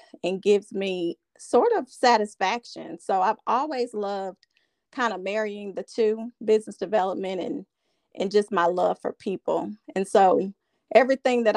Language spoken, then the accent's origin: English; Camden, Arkansas, United States; now in Little Rock, United States; I am a native of Arkansas. I'm actually from Camden, Arkansas, but I've lived here in Little Rock for about the past 18 years.